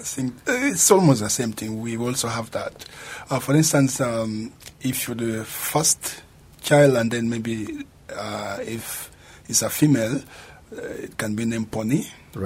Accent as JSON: {"language": "English", "country": "South Sudan", "moved": "as an adult", "lives_now": "Japan", "said": "I'm from South Sudan."}